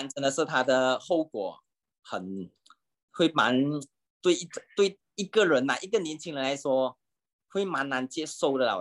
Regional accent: Malaysia; 我们马来西亚，马来西亚人

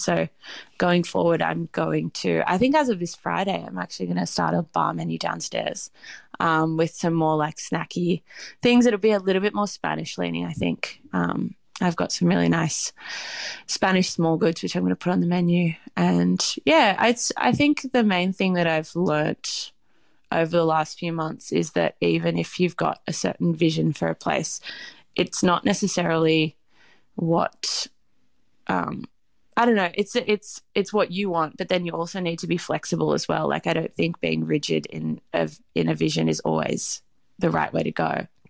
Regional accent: Australia; because I know also, like, from being Australian, knowing what a pub is

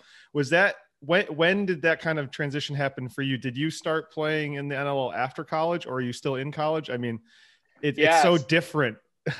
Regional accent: Detroit, Michigan, United States; So Ryan and I are big NLL fans, but we're obviously American. So I grew up in Detroit and he grew up in Long Island.

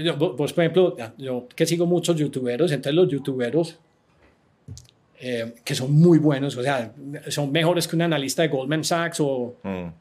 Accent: Medellín, Antioquia, Colombia; moved away as an adult; also born or lived in San Francisco / Miami; yo soy de Medellín, a mí me gusta Medellín

